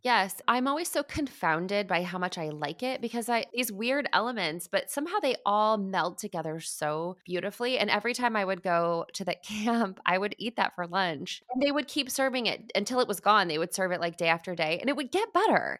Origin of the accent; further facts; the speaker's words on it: Midwest, United States; I grew up eating in the Midwest